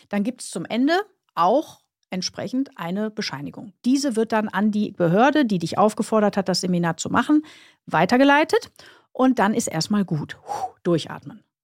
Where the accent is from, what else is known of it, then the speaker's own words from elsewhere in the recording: Krefeld, North Rhine-Westphalia, Germany; ich komme ja aus Krefeld, wenn ich von äh, Krefeld nach Köln fahre